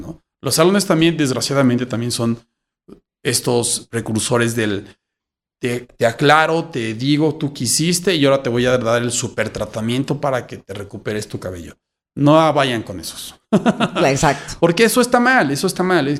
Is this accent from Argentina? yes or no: no; Mexico; somos muchos mexicanos que tenemos este tipo de cabello